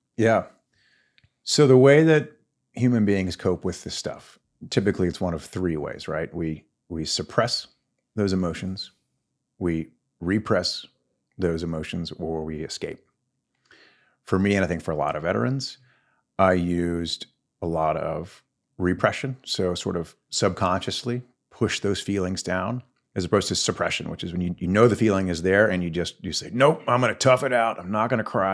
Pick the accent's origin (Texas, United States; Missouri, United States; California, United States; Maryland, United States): Texas, United States; Longview; pretty typical Texas kid. I grew up in Longview, so northeast Texas, just outside the city